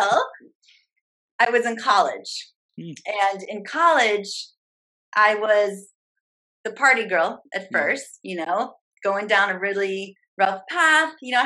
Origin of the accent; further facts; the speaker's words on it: St. Louis, Missouri, United States; moved away as an adult; also born or lived in Chicago, Illinois; I'm from St. Louis, Missouri, moved to Chicago